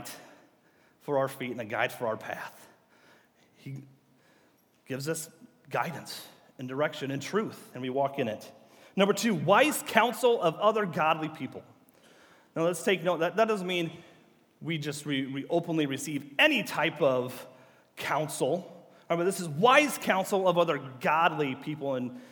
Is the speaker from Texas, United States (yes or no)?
no; Groveland, Illinois, United States; moved away as an adult; also born or lived in Iowa; This is my hometown. I was born and raised in Groveland.